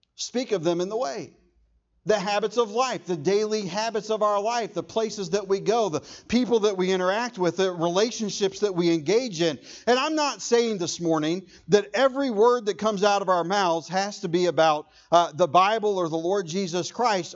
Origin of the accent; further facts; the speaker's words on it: Irving, Texas, United States; I was born in Irving